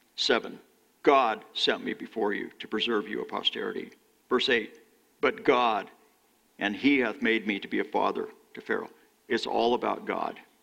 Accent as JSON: {"language": "English", "region": "California", "country": "United States", "tie": "born or raised there", "moved": "yes", "said": "how I was raised in California."}